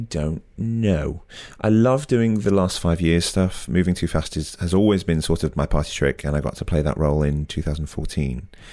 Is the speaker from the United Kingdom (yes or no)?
yes; United Kingdom; as a Brit